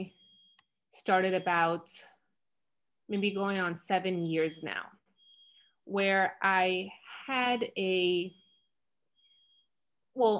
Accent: Florida, United States; now in Los Angeles, United States; I'm originally from Florida, and now I currently reside in Los Angeles, California

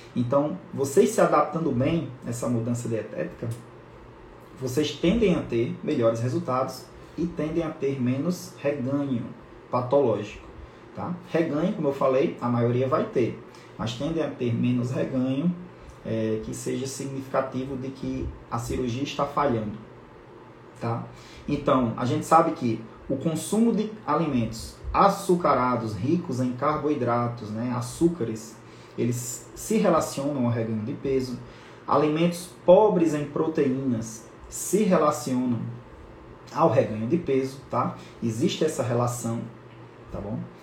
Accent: lives in Natal, Northeast Region, Brazil; eu moro em Natal, sou nordestino, então a gente usa essa palavra emenda

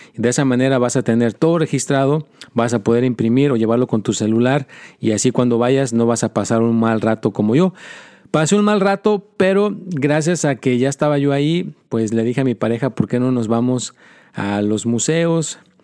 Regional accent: Mexico; also born or lived in United States; soy americano y soy mexicano

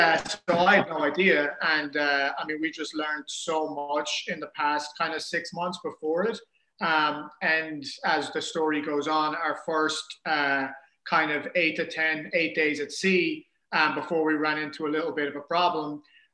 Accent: Ireland; moved away as an adult; now in New York City, United States; So I'm from Ireland

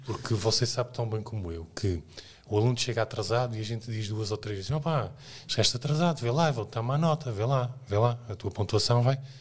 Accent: Azores, Portugal; moved away; nasci nos Açores, que é uma realidade que não é no interior, é numa ilha

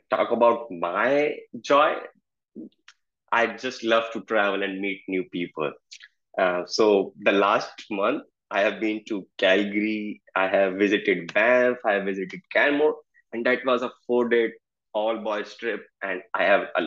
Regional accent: Delhi, India; moved away as an adult; in India I belong to the Delhi which is the capital city of India

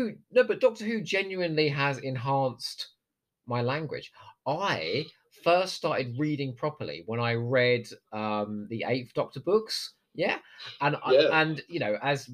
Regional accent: United Kingdom; I am British through and through.

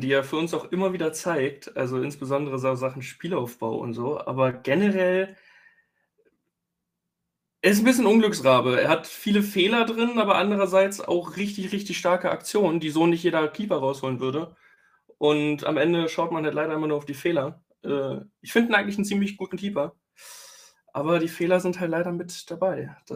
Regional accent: Schleswig-Holstein, Germany; Äh, Schleswig-Holstein, also sehr, sehr naheliegend an Hamburg tatsächlich.

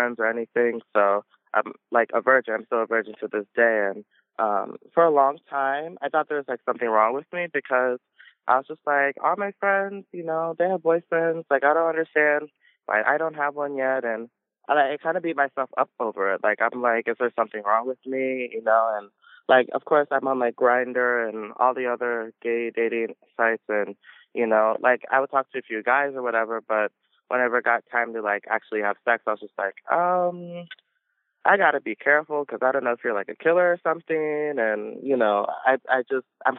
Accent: Maryland, United States; I'm from Maryland. My whole life I've lived in Maryland

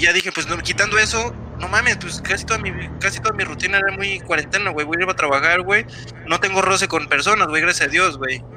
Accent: Mexico; te das cuenta lo que vale como mexicano

